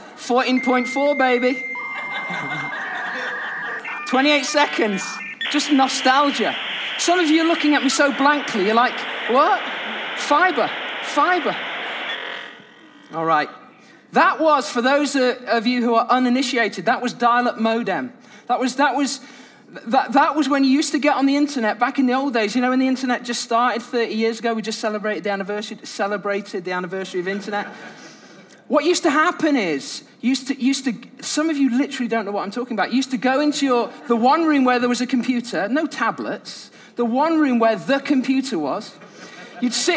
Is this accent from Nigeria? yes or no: no; United Kingdom; I'm British